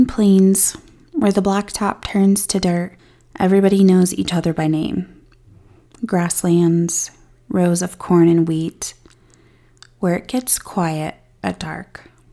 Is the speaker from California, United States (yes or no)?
no; Colorado, United States; my hometown here in Colorado